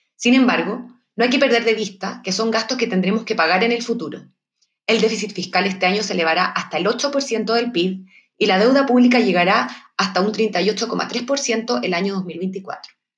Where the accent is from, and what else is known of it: Chile